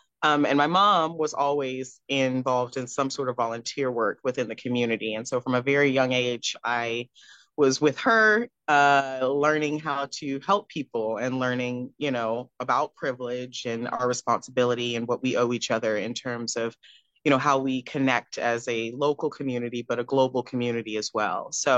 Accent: Cary, North Carolina, United States; also born or lived in Houston; now in Raleigh, United States; I'm originally from Houston, Texas, yes, but I grew up between Texas and North Carolina, so I'm presently in Raleigh, North Carolina, but I grew up in Cary, North Carolina, in between.

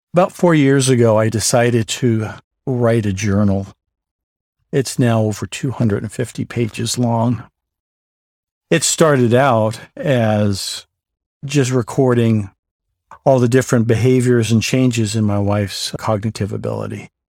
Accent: New York City, New York, United States; also born or lived in Southern California; now in Gilbert, United States; I was born in the Bronx, New York

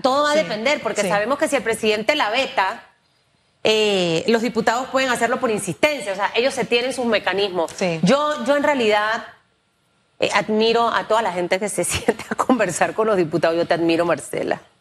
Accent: Panama; como panameña y como periodista

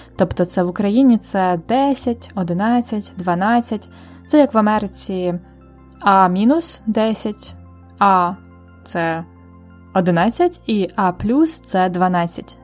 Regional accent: Ukraine; Я народилась у Радянському Союзі

